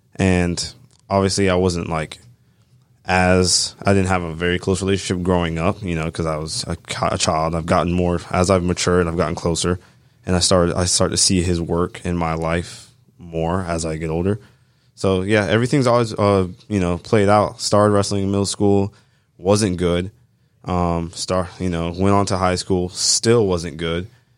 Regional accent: Georgia, United States; Yeah, so I am a straight from Bartow County, you know, completely raised in town.

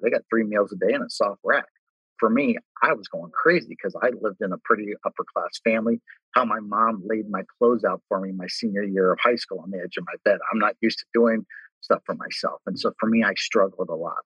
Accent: Cincinnati, Ohio, United States; I grew up in Cincinnati, lived my entire life in Cincinnati

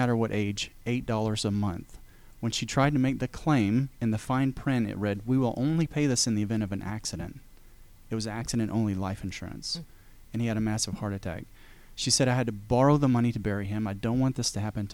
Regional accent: Chattanooga, Tennessee, United States; moved away as an adult; now in Georgia, United States; I'm originally from Chattanooga. My wife and I moved down here in 2003

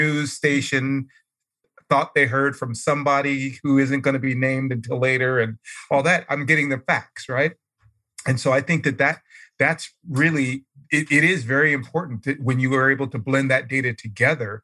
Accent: Oakland, California, United States; now in Arizona, United States; I'm from Oakland. I used to go to that BART station all the time.

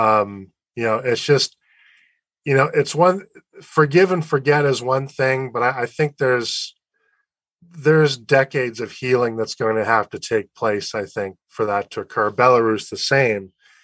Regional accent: United States; I'm an American citizen

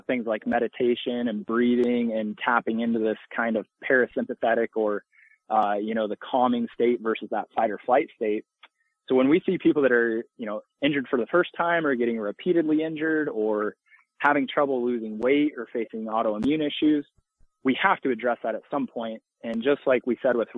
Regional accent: Illinois, United States; moved away as an adult; now in Birmingham, United States; I'm from Illinois

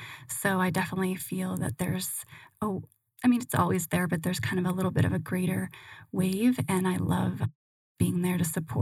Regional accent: Michigan, United States; also born or lived in San Francisco / Hawaii; But I was originally from Michigan, spent some time in San Francisco.

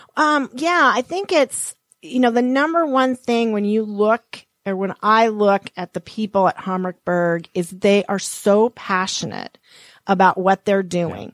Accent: Montana, United States; moved away; I was born and raised in Montana.

